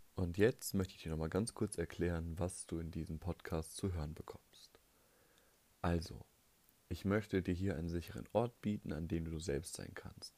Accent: North Rhine-Westphalia, Germany; ich komme aus Nordrhein-Westfalen

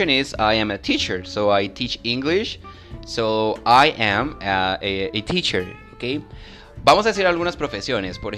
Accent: Guatemala; yo soy guatemalteco, nací en Guatemala, orgullosamente guatemalteco.

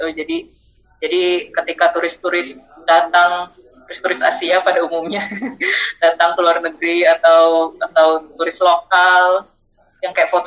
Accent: North Sumatra, Indonesia; dari dari kecil aku kan orang Batak ya

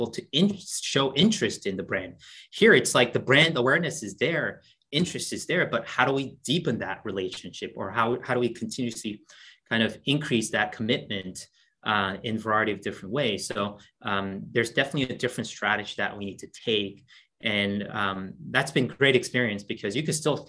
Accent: South Korea; moved away; I'm originally from South Korea

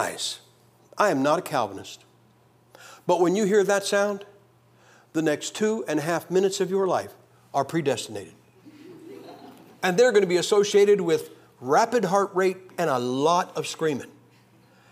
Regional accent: Massillon, Ohio, United States; moved away as an adult; Massillon, Ohio, my hometown

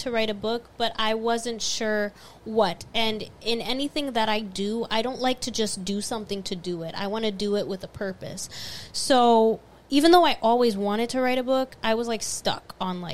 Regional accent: Florida, United States; I'm from Florida

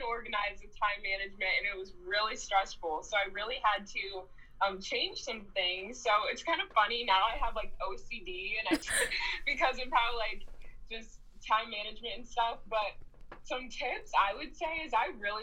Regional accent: Chicago, Illinois, United States; moved away as an adult; now in Lincoln, United States; I'm from Chicago, Illinois, and I went to UNL.

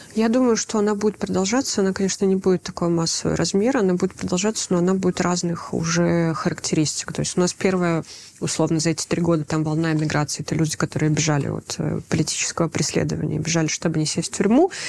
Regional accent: Belarus; moved away; мы белорусы, где бы мы ни оказались

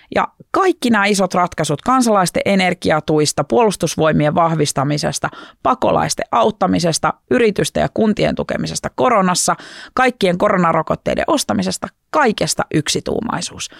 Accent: Oripää, Southwest Finland, Finland; also born or lived in Turku; mä oon Varsinais-Suomesta, muuttanut kotiseudulleni pieneen maalaispaikkakuntaan nimeltä Oripää noin kolme vuotta sitten takaisin

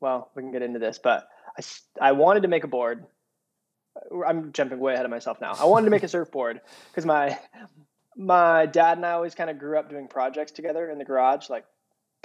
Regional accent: hometown near Orange, California, United States; I stayed here in my hometown. I went to Chapman University right up the road in Orange

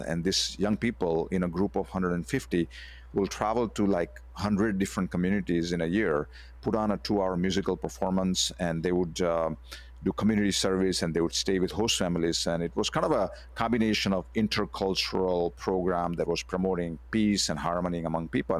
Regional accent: India; moved away as an adult; also born or lived in United States; I, I grew up in India, and then I went to the U S, uh, to continue my, uh, education in computer science

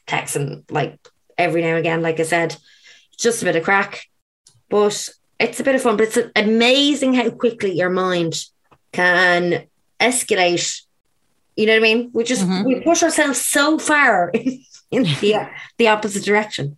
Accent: Ireland; also born or lived in Australia; I came back to Ireland.

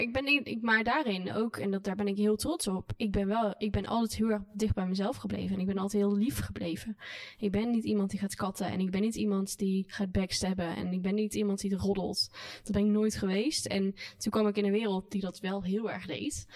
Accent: North Brabant, Netherlands; moved away; also born or lived in Randstad / Hilversum; ik ben zeker wel in hart en nieren ben ik echt wel een Brabander

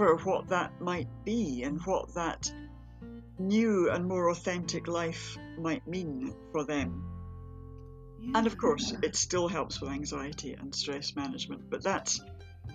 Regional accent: near Edinburgh, Scotland, United Kingdom; I grew up near Edinburgh. I've always lived around here.

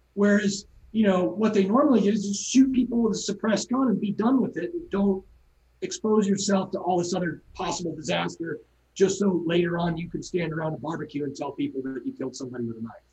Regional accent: San Clemente, California, United States; moved away; also born or lived in Newport Beach; I, I, grew up in San Clemente, and my parents still live there

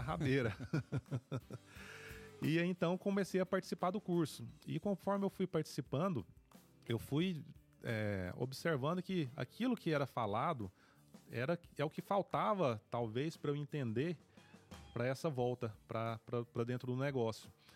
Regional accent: Paraúna, Goiás, Brazil; moved away as an adult; sou natural de Paraúna, nascido e criado em Paraúna

